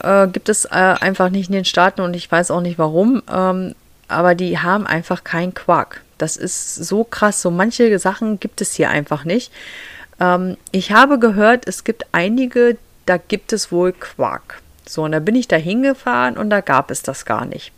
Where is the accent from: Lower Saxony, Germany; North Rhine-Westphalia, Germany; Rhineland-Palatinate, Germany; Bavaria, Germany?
Lower Saxony, Germany; now in Michigan, United States; Ich komme aus Niedersachsen